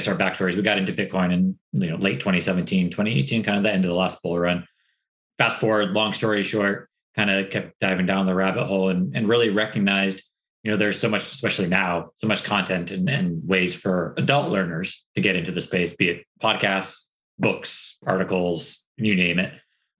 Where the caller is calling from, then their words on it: San Diego, California, United States; We're in San Diego, California. So up in the over the West Coast.